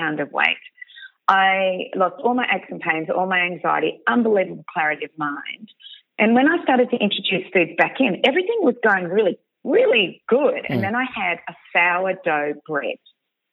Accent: Bendigo, Victoria, Australia; I'm from Bendigo

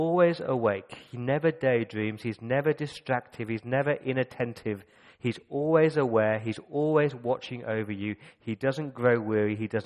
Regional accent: Coventry, West Midlands, United Kingdom; I grew up in Coventry

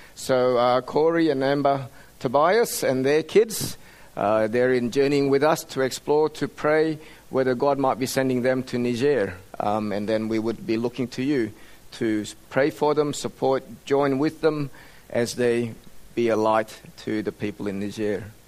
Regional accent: Australia; also born or lived in Indonesia; At the age of 10, our family emigrated to Australia

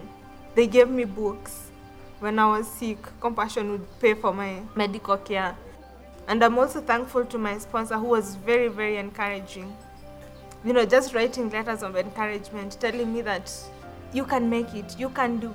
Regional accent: Kenya; I'm from Kenya. Growing up with a single parent in the slum

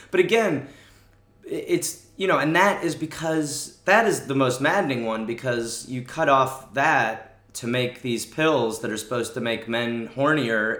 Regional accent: United States

